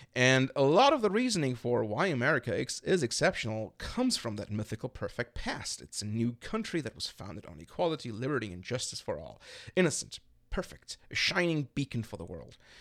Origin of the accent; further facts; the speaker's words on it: Berlin, Germany; now in Chicago, United States; I'm from Berlin in Germany